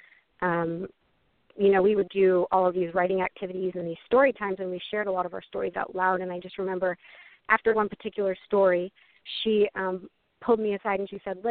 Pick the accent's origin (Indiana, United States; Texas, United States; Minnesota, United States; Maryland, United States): Texas, United States; just north of Houston; moved away; also born or lived in Vermont / New York / upstate New York / Oklahoma; moved down to Texas to just north of Houston, and that's pretty much where I grew up from, like, second grade all the way through high school